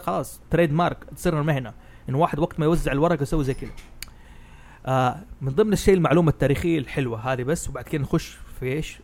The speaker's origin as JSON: {"language": "Arabic", "region": "Hejaz", "country": "Saudi Arabia", "said": "أنا حجازي"}